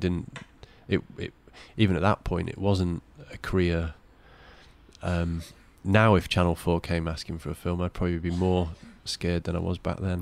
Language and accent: English; Cleethorpes, Yorkshire and the Humber, United Kingdom; I was brought up in Cleethorpes